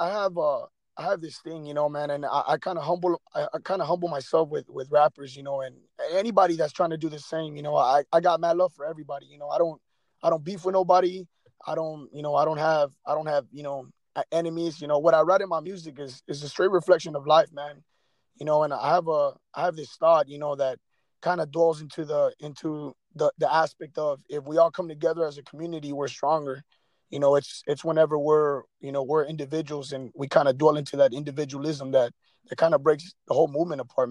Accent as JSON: {"language": "English", "region": "Texas", "country": "United States", "moved": "yes", "lives_now": "California, United States", "said": "all my peeps in Texas, you know, the 956"}